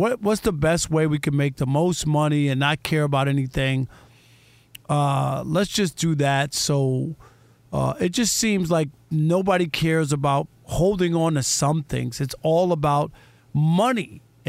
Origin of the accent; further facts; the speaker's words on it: New York, United States; I grew up in New York.